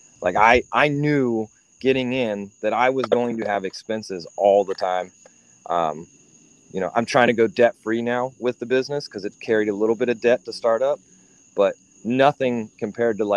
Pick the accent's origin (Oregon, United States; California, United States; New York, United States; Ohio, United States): Ohio, United States; Columbus; now in South Carolina, United States; I grew up in Ohio